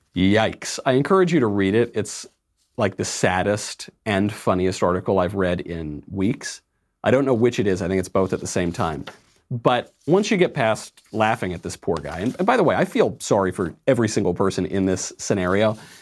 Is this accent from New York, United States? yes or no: yes; New York, United States; moved away; myself being a New Yorker